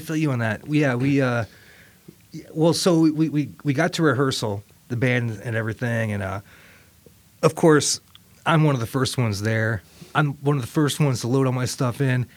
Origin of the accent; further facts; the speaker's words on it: Toledo, Ohio, United States; moved away; also born or lived in Richmond, Virginia; I grew up in Toledo, Ohio moved to Richmond, Virginia